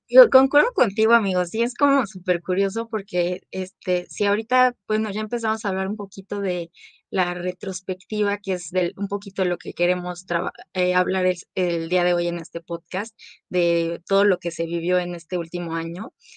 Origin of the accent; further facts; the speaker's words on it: Mexico; … y yo somos de aquí de México